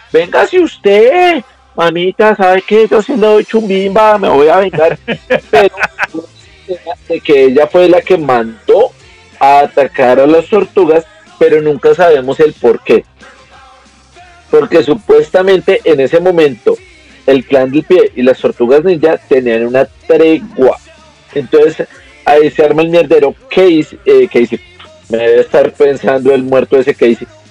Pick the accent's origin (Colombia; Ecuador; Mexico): Colombia; Yo sí soy colombiano